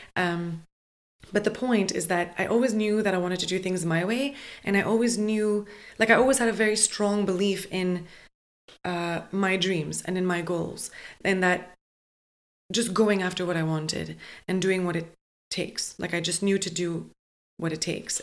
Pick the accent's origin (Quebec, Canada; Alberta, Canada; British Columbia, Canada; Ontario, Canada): Quebec, Canada; Montreal; moved away; I kind of always knew I wasn't destined to stay in my hometown